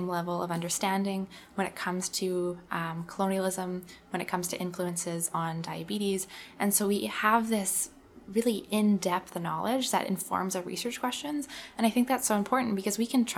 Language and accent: English; Manitoba, Canada; I'm born and raised in Manitoba.